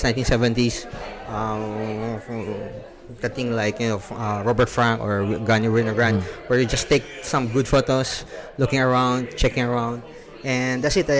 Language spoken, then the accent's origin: English; Philippines; moved away as an adult; now in Bay Area, United States; Actually from the Philippines